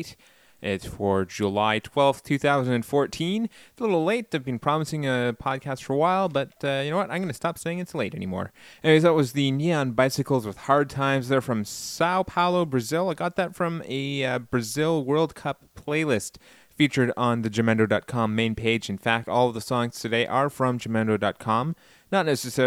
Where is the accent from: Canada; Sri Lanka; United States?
Canada; Being Canadian